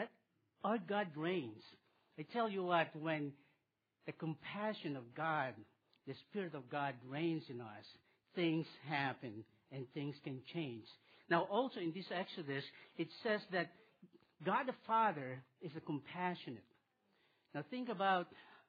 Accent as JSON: {"language": "English", "country": "Philippines", "tie": "born or raised there", "moved": "yes", "said": "I was born in the Philippines, and I'll tell you about my world when I was a little boy. I grew up there"}